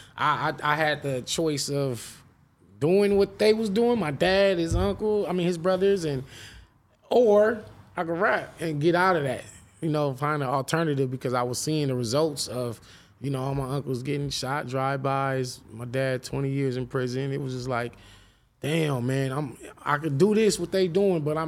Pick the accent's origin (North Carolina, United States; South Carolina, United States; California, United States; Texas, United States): California, United States; Los Angeles; I just grew up in South Central, man, and went to Crenshaw High